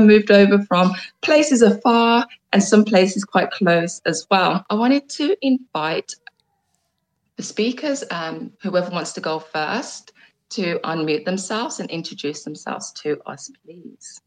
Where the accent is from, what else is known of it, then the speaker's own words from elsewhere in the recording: Jamaica; I'm also Jamaican as well